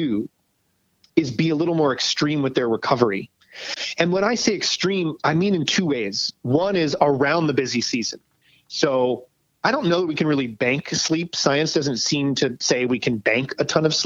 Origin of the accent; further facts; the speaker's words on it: New York, United States; now in Los Angeles, United States; I live in LA now. I'm a New Yorker, but I live